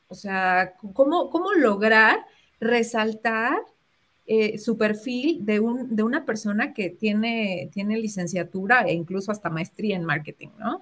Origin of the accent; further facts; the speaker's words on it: Mexico; nosotros como latinos y, a los mexicanos